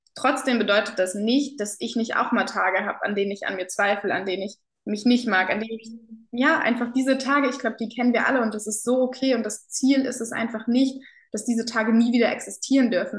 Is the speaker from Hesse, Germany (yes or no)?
yes; Kassel, Hesse, Germany; moved away as an adult; ich war zu Corona-Zeiten dann wieder ähm, in der Heimat hier in Kassel